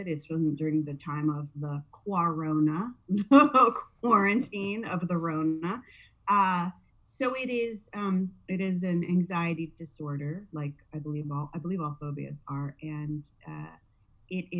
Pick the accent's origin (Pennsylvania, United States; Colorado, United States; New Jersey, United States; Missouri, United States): New Jersey, United States; now in Southern California, United States; I'm from New Jersey